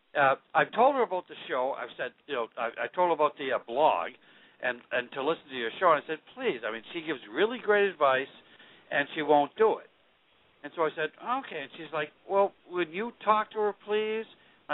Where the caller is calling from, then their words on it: Boston, Massachusetts, United States; This is your friend … I'm 41 from Boston.